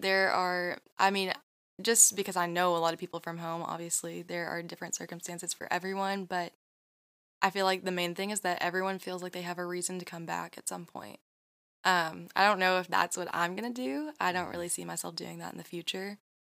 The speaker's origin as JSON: {"language": "English", "town": "Fancy Farm", "region": "Kentucky", "country": "United States", "tie": "born or raised there", "moved": "yes", "said": "my hometown"}